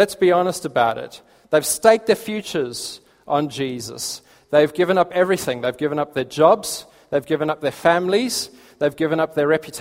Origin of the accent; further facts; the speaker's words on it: Port Elizabeth, Eastern Cape, South Africa; moved away as an adult; now in Sutton Coldfield, United Kingdom; We come from South Africa originally, lived in Port Elizabeth.